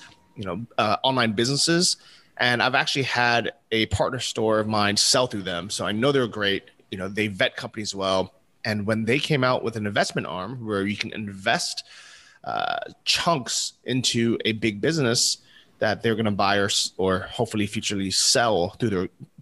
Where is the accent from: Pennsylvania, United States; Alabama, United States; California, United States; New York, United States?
California, United States; Northern; moved away as an adult; now in Sri Lanka; I grew up in Northern California